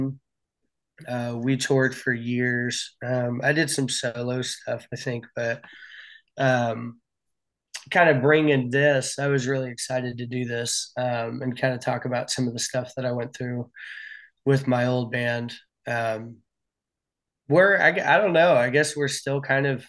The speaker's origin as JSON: {"language": "English", "town": "Indianapolis", "region": "Indiana", "country": "United States", "also_born_or_lived": "Chicago", "said": "I'm from Indianapolis."}